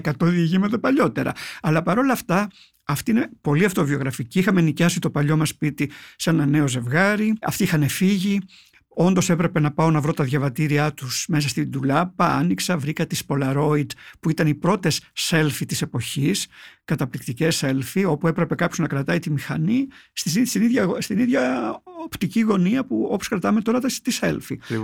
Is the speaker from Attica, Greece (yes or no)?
no; Palaiochori, Eastern Macedonia and Thrace, Greece; moved away as an adult; also born or lived in Thessaloniki / Evros; εγώ κατάγομαι από το Παλαιοχώρι Παγκαίου, έχω φύγει μετά τα 18 ε, για σπουδέ στη Θεσσαλονίκη